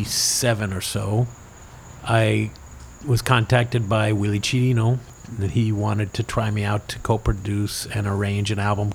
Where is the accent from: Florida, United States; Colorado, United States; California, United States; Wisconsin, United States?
Florida, United States; Miami; also born or lived in West Hartford, Connecticut; growing up in Miami